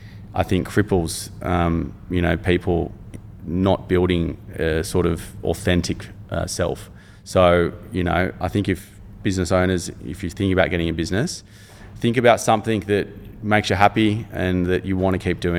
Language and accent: English; Cronulla, New South Wales, Australia; living growing up in Cronulla and being close to the beach